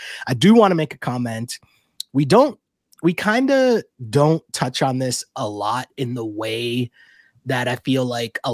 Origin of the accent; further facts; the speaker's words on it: Toronto, Ontario, Canada; we're from Toronto.